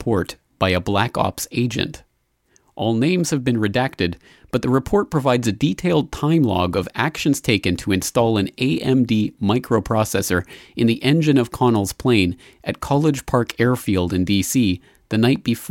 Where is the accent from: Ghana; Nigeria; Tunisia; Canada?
Canada; now in Japan; as a Canadian citizen living here in Japan